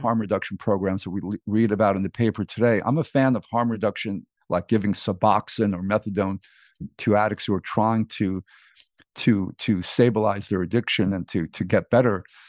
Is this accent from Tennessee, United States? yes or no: no; New York City, New York, United States; also born or lived in Greece; I grew up in New York City